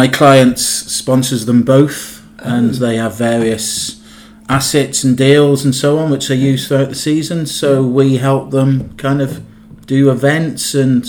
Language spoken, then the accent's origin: English; Newport, Wales, United Kingdom; I'm from Newport in South Wales.